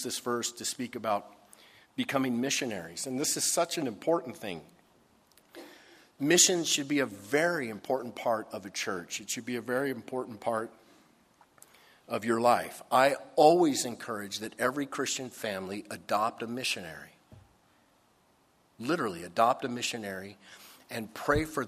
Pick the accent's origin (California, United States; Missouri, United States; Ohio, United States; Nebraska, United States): Ohio, United States; Dayton; moved away; When I grew up in Ohio. I spent about 4 or 5 years there. Dayton, Ohio.